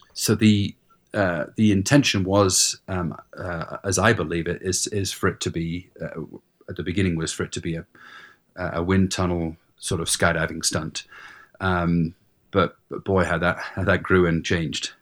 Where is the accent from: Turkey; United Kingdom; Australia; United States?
United Kingdom; England; moved away; I grew up in England